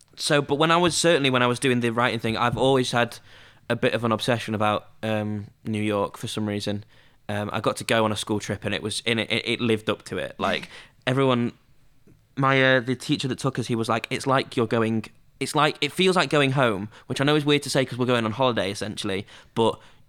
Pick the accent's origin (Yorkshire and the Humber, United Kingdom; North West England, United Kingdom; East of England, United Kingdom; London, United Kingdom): Yorkshire and the Humber, United Kingdom; Scunthorpe; Even though I'm from Scunthorpe and you've lived a lot of your life in Luxembourg.